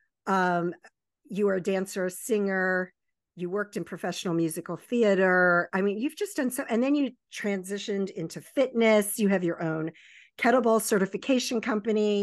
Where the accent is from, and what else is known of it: Baltimore, Maryland, United States; born or raised there; also born or lived in Virginia Beach, Virginia